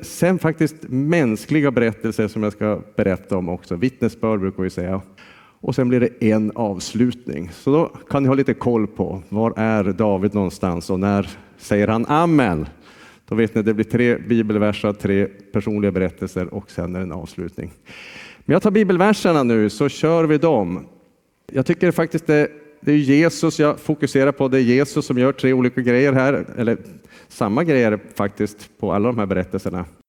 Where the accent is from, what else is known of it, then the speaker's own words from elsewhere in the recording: Jokkmokk, Norrbotten County, Sweden; moved away as an adult; Jag är ju från Jokkmokk